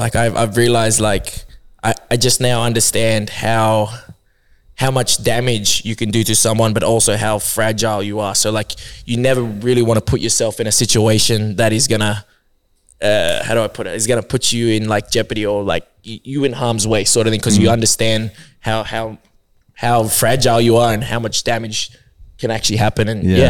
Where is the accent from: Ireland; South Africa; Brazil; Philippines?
Philippines; like you're either really good singer as a Filipino or you're a really good dancer, and I was neither